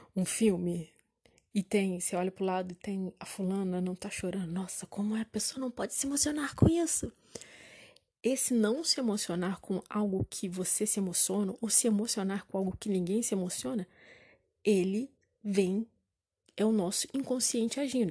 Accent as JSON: {"language": "Portuguese", "town": "Juiz de Fora", "region": "Minas Gerais", "country": "Brazil", "said": "eu sou de Juiz Fora"}